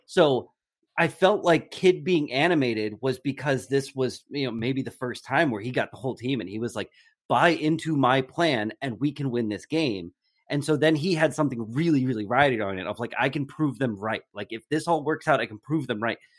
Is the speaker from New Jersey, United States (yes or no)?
yes; New Jersey, United States; moved away; I grew up in New Jersey